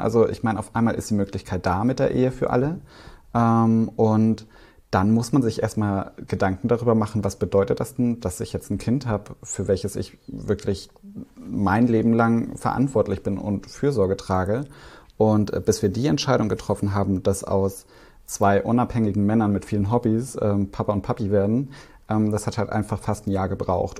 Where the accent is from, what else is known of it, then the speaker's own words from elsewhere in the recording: Swabia, Baden-Württemberg, Germany; ich bin ja im Schwabeländler groß geworden